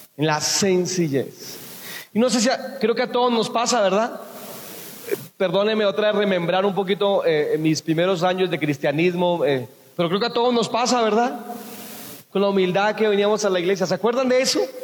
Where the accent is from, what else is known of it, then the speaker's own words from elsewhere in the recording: Buenavista, Boyacá, Colombia; moved away; also born or lived in San Miguel; fui a, mi tierra, a Buenavista, Boyacá. Yo les hablo de San Miguel, allá fue donde yo trabajé, pero Buenavista fue donde yo nací.